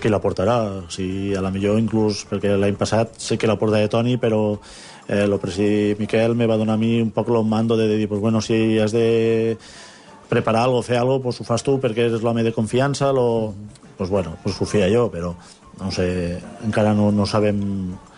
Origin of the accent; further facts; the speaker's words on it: Fabara, Spain; al meu poble de Favara